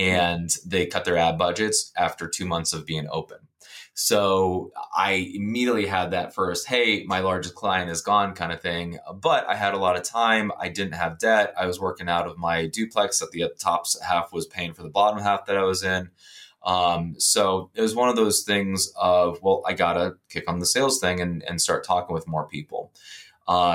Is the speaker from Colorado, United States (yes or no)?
no; Ohio, United States; moved away as an adult; also born or lived in Texas; now in Pittsburgh, United States; I'm originally from Ohio.